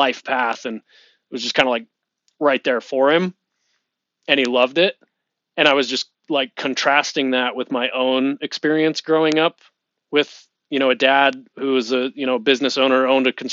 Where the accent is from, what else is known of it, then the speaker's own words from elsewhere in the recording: Lehi, Utah, United States; I live in Lehigh, Utah. Mm-hmm. I share a boundary with my parents where I grew up